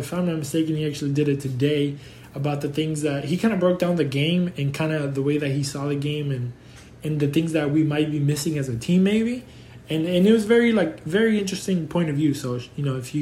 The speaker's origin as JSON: {"language": "English", "town": "Houston", "region": "Texas", "country": "United States", "tie": "born or raised there", "said": "I grew up in Houston"}